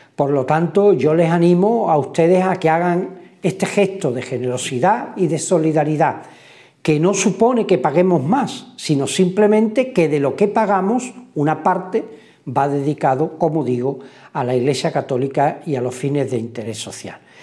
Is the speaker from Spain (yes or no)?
yes; Spain; comienza en nuestro país